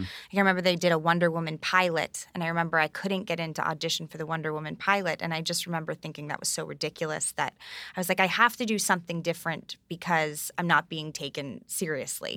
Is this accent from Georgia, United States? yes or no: no; New York, United States; growing up on the Upper East Side of New York